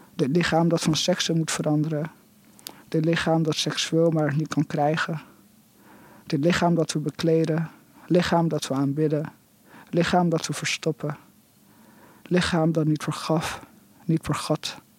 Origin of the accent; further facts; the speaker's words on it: Netherlands; moved away; also born or lived in England; ik ben in Nederland opgegroeid, maar ik heb ook heel lang in Engeland gewoond